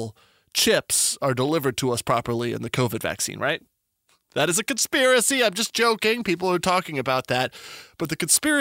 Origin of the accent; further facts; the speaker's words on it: Albuquerque, New Mexico, United States; moved away; I'm from New Mexico originally